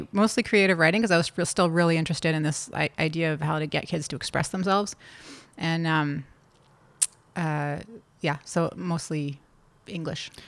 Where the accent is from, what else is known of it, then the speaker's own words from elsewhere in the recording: Toronto, Ontario, Canada; also born or lived in California; I grew up in Toronto